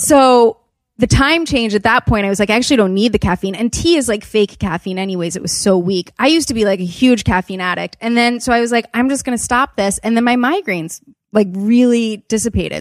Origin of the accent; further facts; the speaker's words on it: Wilmington, Delaware, United States; also born or lived in Los Angeles; I grew up in Wilmington, Delaware.